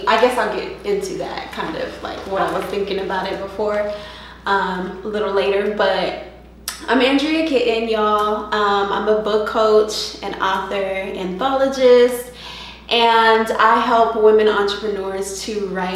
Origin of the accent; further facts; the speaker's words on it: Stockton, California, United States; now in Atlanta, United States; I'm from Stockton, California, but Atlanta is home though